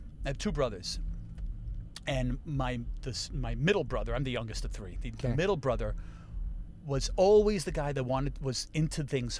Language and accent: English; New York City, New York, United States; also born or lived in Hell's Kitchen, Manhattan; I was born in Manhattan and quickly moved to Astoria, Queens.